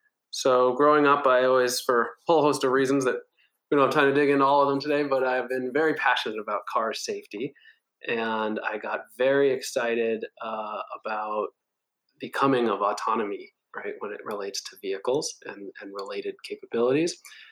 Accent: Hancock, New Hampshire, United States; born there; also born or lived in Nigeria / Wisconsin / Minnesota / Washington, D.C.; now in Eastern Long Island, United States; I was born in a small town called Hancock, New Hampshire. I've lived all over the world, Nigeria, Wisconsin, Minnesota, Washington, D.C., New York City, and most recently, Eastern Long Island.

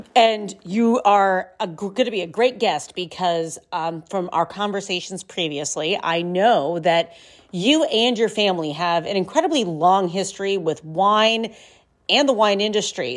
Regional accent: Ohio, United States; I'm from Ohio and I come from very close to what we refer to as, you know, Ohio wine country on, on Lake Erie's north coast.

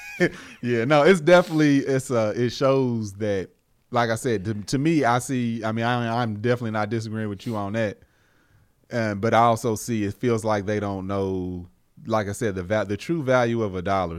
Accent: United States; a black man in America that was born and raised here

